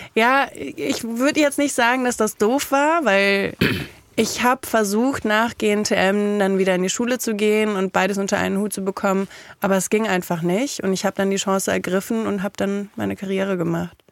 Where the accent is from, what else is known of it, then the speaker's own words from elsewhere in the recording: Kaiserslautern, Rhineland-Palatinate, Germany; ich komme aus Kaiserslautern